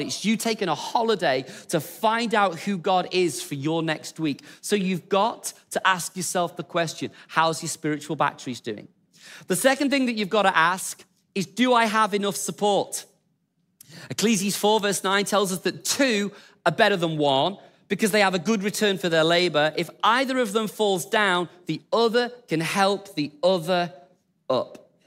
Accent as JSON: {"language": "English", "region": "England", "country": "United Kingdom", "said": "we're English"}